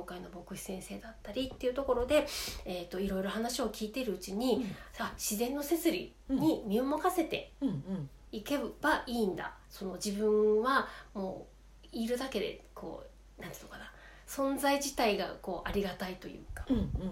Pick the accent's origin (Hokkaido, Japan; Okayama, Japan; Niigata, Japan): Hokkaido, Japan; Sapporo; 札幌生まれ札幌育ちの